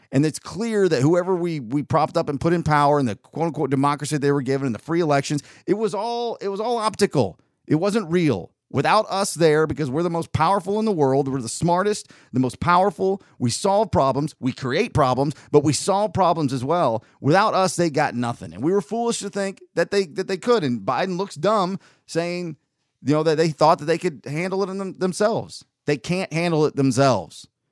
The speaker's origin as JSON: {"language": "English", "region": "North Georgia", "country": "United States", "tie": "born or raised there", "also_born_or_lived": "Southern California", "said": "we moved to t, North Georgia in nineteen eighty-six."}